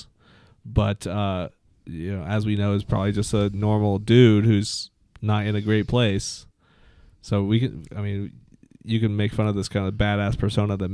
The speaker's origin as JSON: {"language": "English", "country": "United Kingdom", "said": "I'm British"}